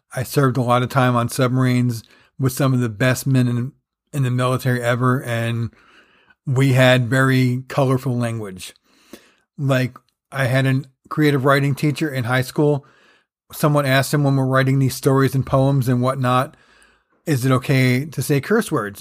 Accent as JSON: {"language": "English", "region": "New Jersey", "country": "United States", "tie": "born or raised there", "said": "growing up in Jersey"}